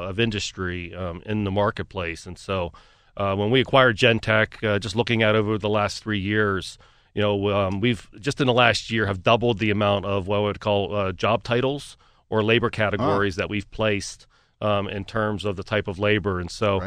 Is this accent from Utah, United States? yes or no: no; Pittsburgh, Pennsylvania, United States; Pittsburgh was always a dream to have an office, a location, operate a business in my hometown.